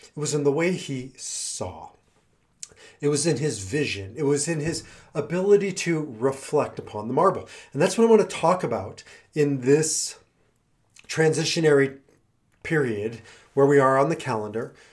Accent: Midwest, United States; now in Denver, United States; I grew up in the Midwest

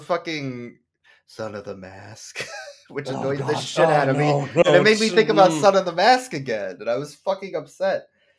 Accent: United States; I'm an American.

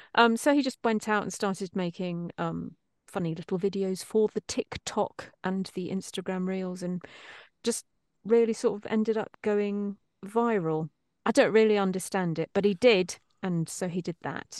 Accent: East Midlands, United Kingdom; accent: East Midlandsy; moved away as an adult; now in Los Angeles, United States; a little East Midlandsy, which is where I'm from

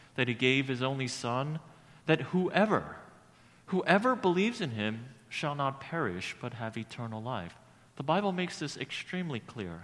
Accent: New York City, New York, United States; growing up in Brooklyn

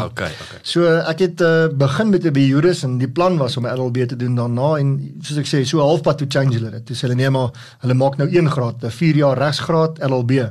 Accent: Pretoria, Gauteng, South Africa; born there; ek is gebore in Pretoria.

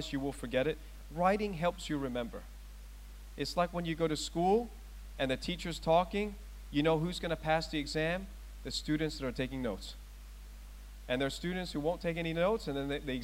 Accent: Thailand; moved away; I was born in Thailand. I was born in one of the strongest practicing Buddhist countries in the world

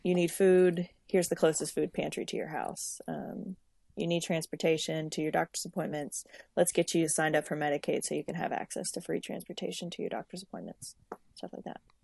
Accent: Lafayette, Louisiana, United States; I'm originally from Lafayette, Louisiana, uh, living, um, in Lafayette, Louisiana

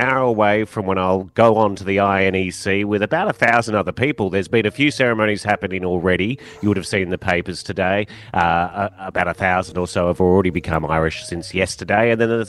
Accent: Australia; now in Ireland; Coming from Australia

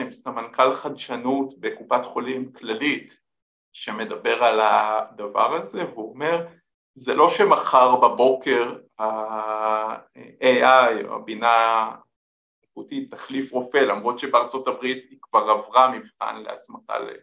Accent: Israel

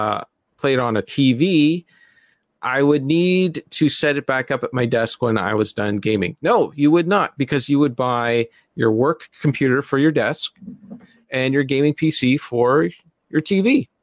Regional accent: Canada; Well, I'm not American, so

